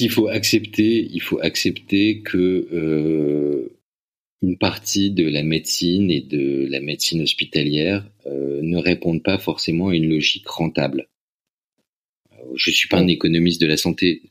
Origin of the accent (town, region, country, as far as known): France